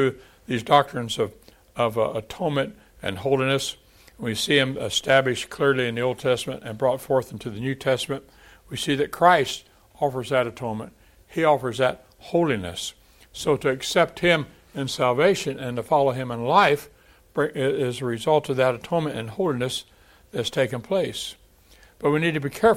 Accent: San Antonio, Texas, United States; also born or lived in Kerrville, Texas; my hometown of San Antonio, 1.2 million people.

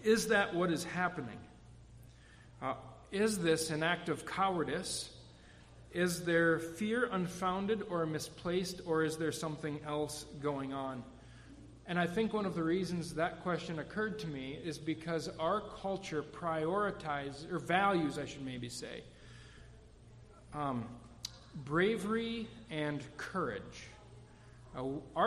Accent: United States; we, as American Christians

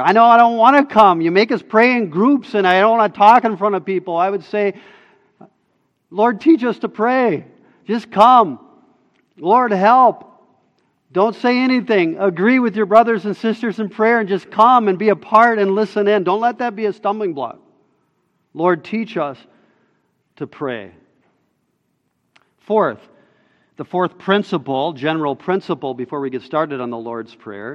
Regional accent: United States; as American citizens

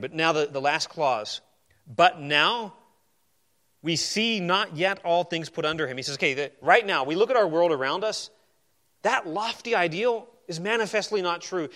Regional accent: Arizona, United States; moved away; I grew up in Arizona

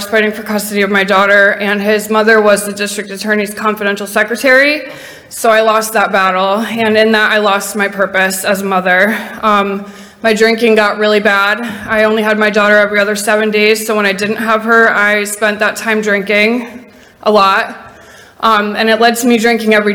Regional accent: Connecticut, United States; I am also from Connecticut

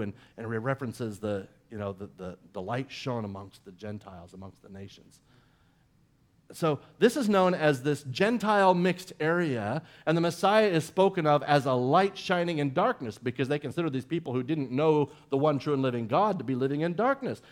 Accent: Central Florida, United States; growing up in Central Florida

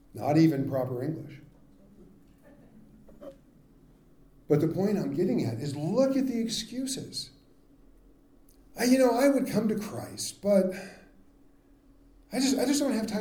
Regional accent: California, United States; I grew up in California

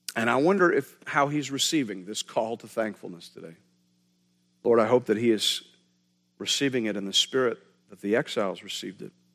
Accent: Canada; we're Canadian.

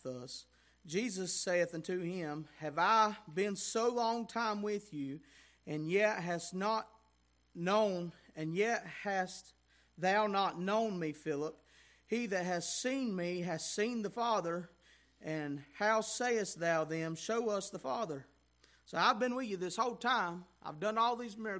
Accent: United States; Us as American Christians

